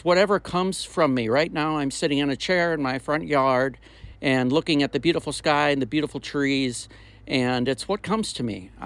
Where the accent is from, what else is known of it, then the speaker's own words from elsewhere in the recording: Minnesota, United States; moved away as an adult; also born or lived in the South (US); I'm originally from Minnesota, been down south almost my whole adult life